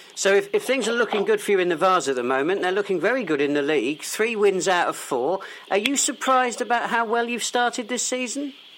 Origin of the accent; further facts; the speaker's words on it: Stockbridge, South East England, United Kingdom; my hometown club